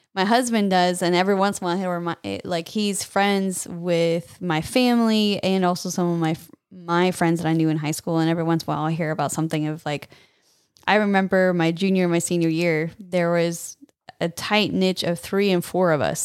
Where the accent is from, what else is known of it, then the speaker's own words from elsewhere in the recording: California, United States; now in Texas, United States; I'm from California, moved here to Texas